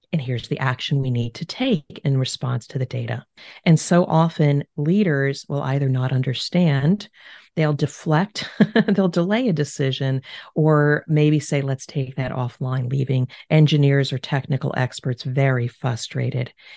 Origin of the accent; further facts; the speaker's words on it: New Jersey, United States; moved away as an adult; now in Cincinnati, United States; we are originally from the East Coast of the United States, New Jersey, but I now reside in Cincinnati, Ohio